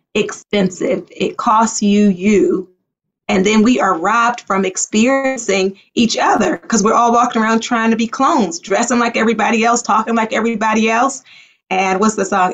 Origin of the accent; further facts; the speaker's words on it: Baltimore, Maryland, United States; also born or lived in Liberia; I grew up in Baltimore.